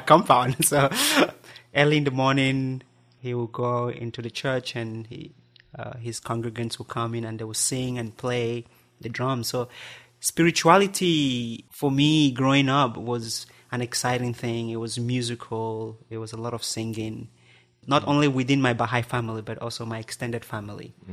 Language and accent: English; Southwest Region, Cameroon; first language Barombi; English is a second language; moved away; I grew up in Cameroon, the country in West Central Africa. I was born in a little village in the southwest of the country